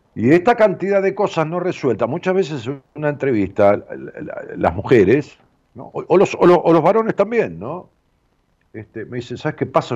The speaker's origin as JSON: {"language": "Spanish", "town": "Ramos Mejía", "region": "Buenos Aires Province", "country": "Argentina", "tie": "born or raised there", "said": "de allá de mi pueblo, de Raúl Mejía, del Gran Buenos Aires"}